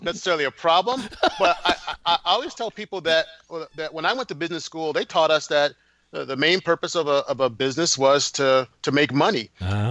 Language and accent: English; Grand Rapids, Michigan, United States; I'm from Grand Rapids